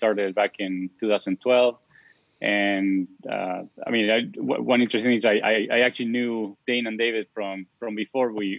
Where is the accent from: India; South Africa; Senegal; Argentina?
Argentina; English is a second language; moved away; if you haven't noticed from my accent, I'm from Argentina.